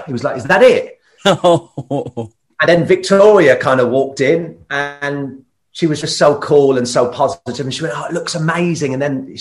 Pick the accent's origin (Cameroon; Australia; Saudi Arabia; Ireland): Ireland; I'm Irish